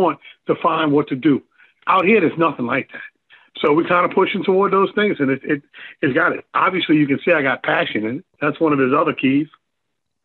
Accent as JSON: {"language": "English", "town": "New Orleans", "region": "Louisiana", "country": "United States", "moved": "yes", "lives_now": "Pineville, United States", "said": "I'm from New Orleans, man. So much culture in New Orleans. Now I live in Pineville, Louisiana"}